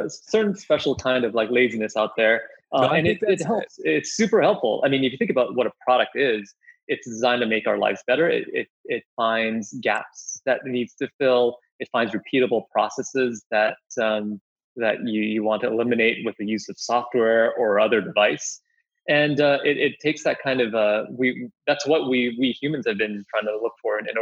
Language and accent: English; Vancouver, British Columbia, Canada; moved away as an adult; also born or lived in Singapore / New York / China; now in San Francisco, United States; being from Singapore and growing up in Vancouver, having lived in New York, also upstate New York for college in a small town, and now in San Francisco